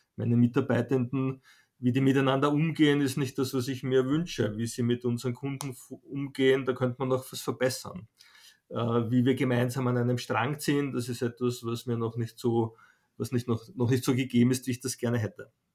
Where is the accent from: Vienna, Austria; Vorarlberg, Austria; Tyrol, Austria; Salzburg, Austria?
Vienna, Austria; ich bin in Wien geboren